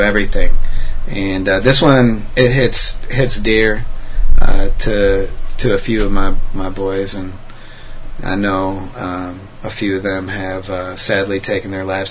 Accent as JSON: {"language": "English", "country": "United States", "tie": "born or raised there", "said": "I'm American-born citizen. I love America."}